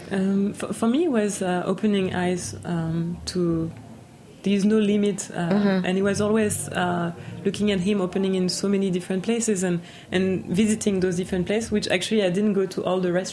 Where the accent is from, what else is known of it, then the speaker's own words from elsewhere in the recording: New York, United States; born there; also born or lived in France; I was born pretty much in a hotel also, so I was born in New York.